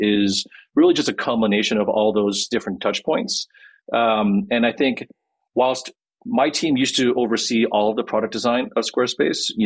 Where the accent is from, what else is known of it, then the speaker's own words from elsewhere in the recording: Quebec, Canada; I'm from Quebec in Canada. So I'm like a French Canadian Korean.